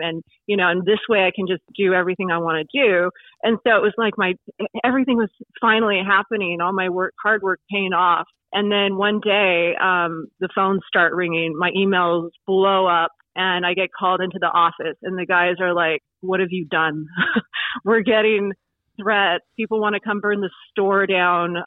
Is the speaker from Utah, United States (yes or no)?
no; Oregon, United States; moved away; also born or lived in California / Greenwood, Indiana; even though I'm from Oregon originally